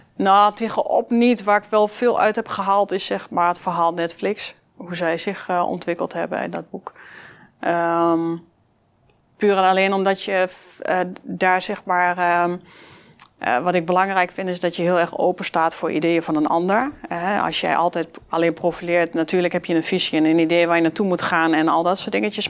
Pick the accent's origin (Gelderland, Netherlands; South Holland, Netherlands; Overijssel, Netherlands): Overijssel, Netherlands; Enschede; Uit Glanenbrug, grotendeels uit Glanenbrug, eh, in Glanenbrug gewoond. Um, ja, dat is wel een beetje waar ik vandaan kom